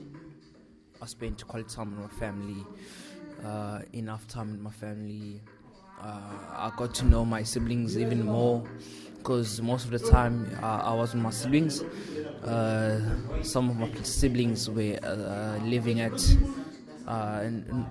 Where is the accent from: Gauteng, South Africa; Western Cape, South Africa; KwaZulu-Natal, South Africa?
KwaZulu-Natal, South Africa; now in Stellenbosch, South Africa; I'm from KwaZulu-Natal originally, but currently at Stellenbosch